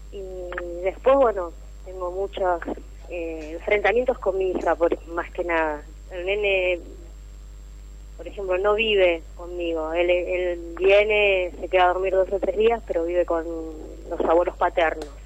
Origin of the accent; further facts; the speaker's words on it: Rosario, Santa Fe, Argentina; De Rosario